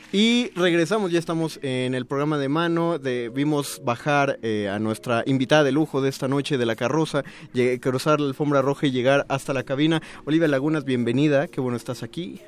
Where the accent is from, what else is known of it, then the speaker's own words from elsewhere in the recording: Mexico City, Mexico; los chilangos que preguntamos cómo te va